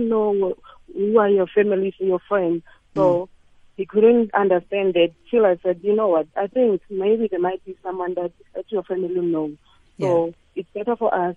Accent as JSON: {"language": "English", "region": "Limpopo", "country": "South Africa", "moved": "as an adult", "lives_now": "Gauteng, South Africa", "said": "We are from Limpopo"}